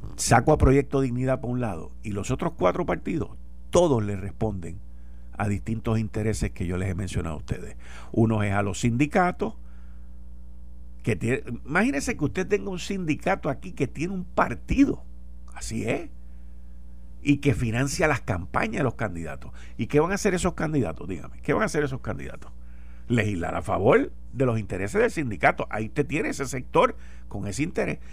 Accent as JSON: {"language": "Spanish", "country": "Puerto Rico", "said": "Nosotros somos parte de los Estados Unidos"}